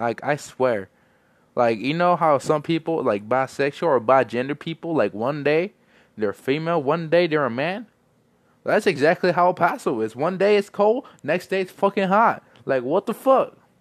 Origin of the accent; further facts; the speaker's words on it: El Paso, Texas, United States; I'm from El Paso